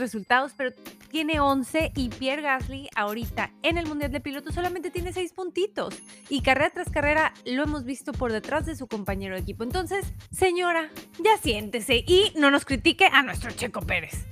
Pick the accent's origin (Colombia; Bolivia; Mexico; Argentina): Mexico; se nos da muy bien como mexicanos